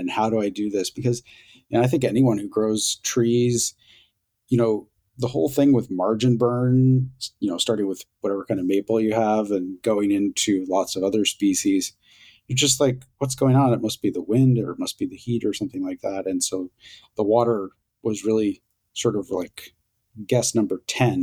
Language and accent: English; Boonville, California, United States; moved away as an adult; also born or lived in Ithaca, New York; I grew up in Boonville, California, in Mendocino County